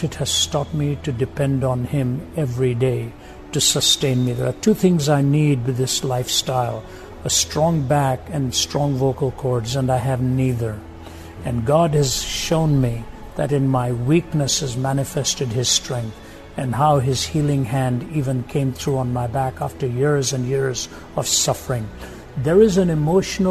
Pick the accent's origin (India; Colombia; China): India; When I was growing up in India